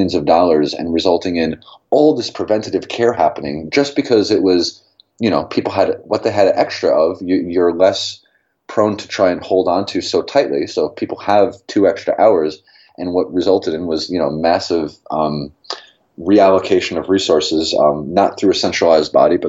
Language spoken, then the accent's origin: English; New York City, New York, United States; moved away; I'm from New York City